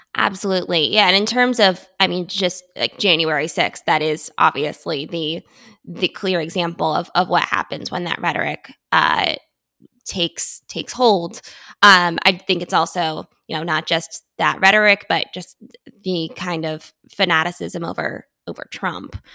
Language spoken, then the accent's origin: English; United States; I grew up right outside Washington, D C